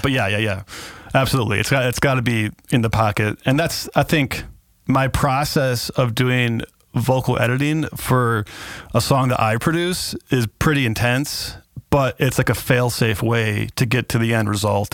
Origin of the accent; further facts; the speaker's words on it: Kenosha, Wisconsin, United States; also born or lived in California; my hometown